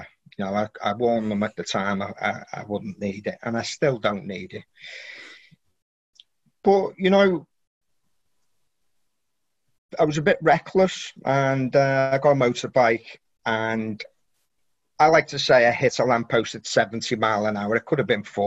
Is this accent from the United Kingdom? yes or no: yes; Birkenhead, North West England, United Kingdom; I was born in Birkenhead, which is near Liverpool, and famous for the shipyard, Camelot Shipyard